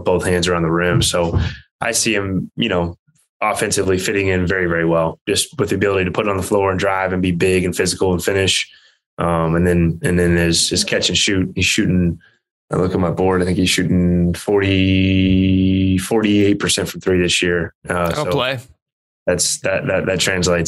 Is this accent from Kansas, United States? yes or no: yes; Kansas, United States; I grew up in Kansas.